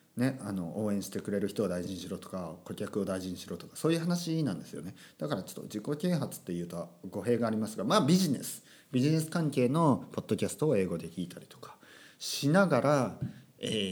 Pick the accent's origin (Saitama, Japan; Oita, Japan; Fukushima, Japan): Oita, Japan; born or raised there; first language Japanese; moved away